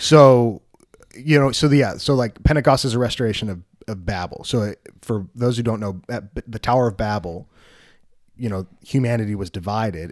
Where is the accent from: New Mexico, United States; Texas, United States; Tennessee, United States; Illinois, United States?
Illinois, United States; Wheaton; moved away; I grew up in Wheaton, Illinois, which is about as white bread as it can get